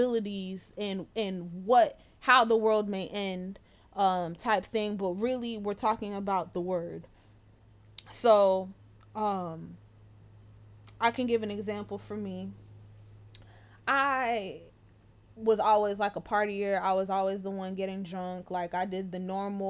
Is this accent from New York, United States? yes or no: yes; New York, United States; moved away; in New York, I can't even go back to my hometown